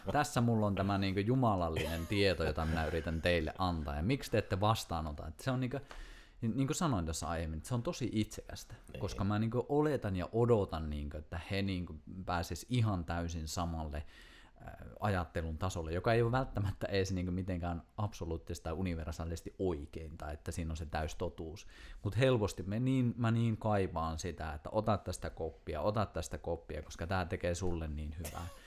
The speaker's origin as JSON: {"language": "Finnish", "town": "Kuusamo", "region": "North Ostrobothnia", "country": "Finland", "tie": "born or raised there", "moved": "as an adult", "said": "muutin just Kuusamosta, mistä on siis kotoisin"}